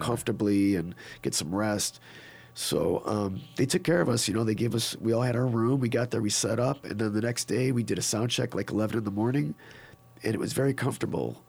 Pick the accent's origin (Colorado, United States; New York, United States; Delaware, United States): New York, United States; Niagara Falls; moved away; I'm from Niagara Falls, New York